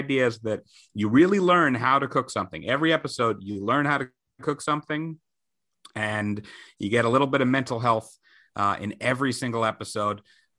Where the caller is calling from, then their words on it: Queens, New York, United States; I am coming from Queens, Sunnyside, Queens.